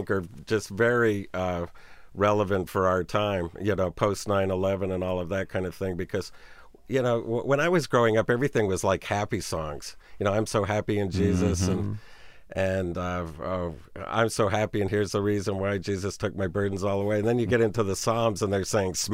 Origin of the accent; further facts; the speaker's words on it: United States; as an American